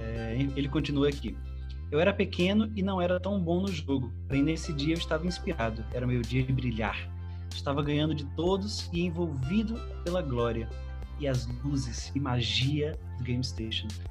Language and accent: Portuguese; Petrolina, Pernambuco, Brazil; Eu sou de Petrolina, né? as beiras do Rio São Francisco